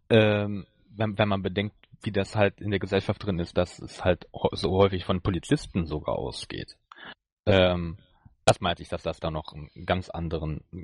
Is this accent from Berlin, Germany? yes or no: no; North Rhine-Westphalia, Germany; Niederrhein, aber in der Nähe, ja.